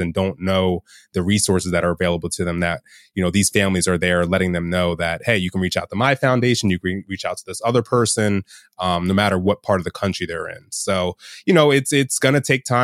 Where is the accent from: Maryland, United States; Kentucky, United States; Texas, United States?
Maryland, United States; Bel Air; I grew up in the Baltimore area, but for those who know the Baltimore area, I grew up in a county called Harford County and in a town called Bel Air, Maryland.